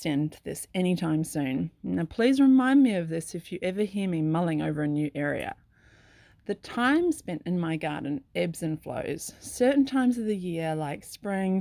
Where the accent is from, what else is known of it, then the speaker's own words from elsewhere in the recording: Sydney, New South Wales, Australia; now in Clarkville, New Zealand; I grew up in Sydney